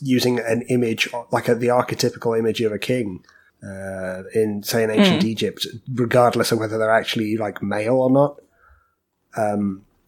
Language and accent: English; United Kingdom; we all live in Britain. We're all British